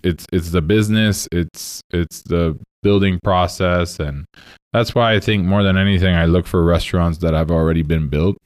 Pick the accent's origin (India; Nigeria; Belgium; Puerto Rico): Puerto Rico; moved away; I am from Puerto Rico, born and raised there.